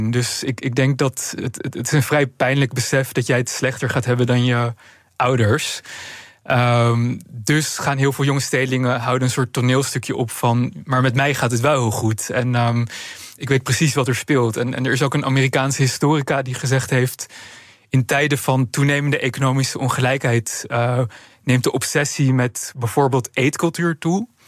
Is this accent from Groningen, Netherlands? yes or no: no; Amsterdam, North Holland, Netherlands; Kijk, ik, ik ben zelf opgegroeid in Amsterdam.